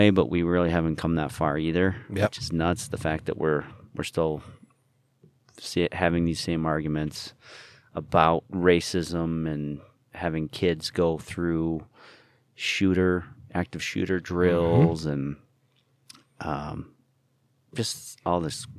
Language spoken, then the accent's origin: English; Utah, United States; That was a lot of, big points, poignant questions were growing up in Utah, albeit, I don't know, if the whitest state.